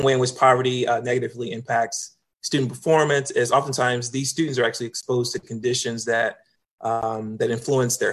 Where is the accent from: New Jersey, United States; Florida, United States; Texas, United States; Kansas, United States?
Kansas, United States; Kansas City; moved away as an adult; also born or lived in Minnesota; now in Virginia, United States; born and raised in Kansas City, Kansas. That's home for me. I was there for the first 18 years of my life until I went off to college.